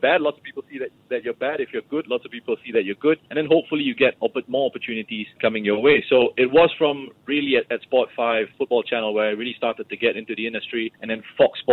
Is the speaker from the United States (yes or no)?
no; Singapore